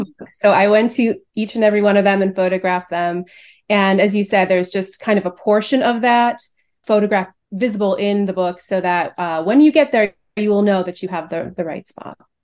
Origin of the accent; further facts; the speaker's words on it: Cleveland, Ohio, United States; moved away as an adult; now in Chicago, United States; So I grew up in Cleveland. I'm not a Chicago native